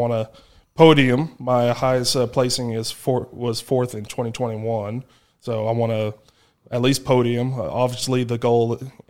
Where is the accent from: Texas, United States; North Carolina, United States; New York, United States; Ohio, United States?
Texas, United States; I had growing up in Southeast Texas, like, I competed at competitions Travis Ortmeier put on.